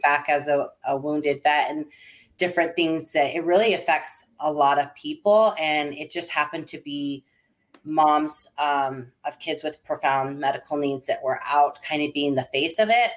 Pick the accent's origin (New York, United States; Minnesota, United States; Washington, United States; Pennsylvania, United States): Washington, United States; Seattle; moved away as an adult; now in Arizona, United States; my husband and I grew up in Seattle area